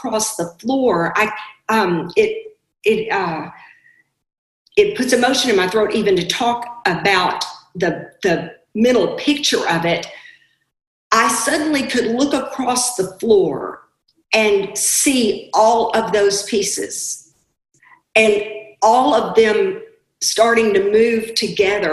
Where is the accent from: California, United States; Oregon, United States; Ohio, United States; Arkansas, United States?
Arkansas, United States; I was raised in Arkansas in the 60s.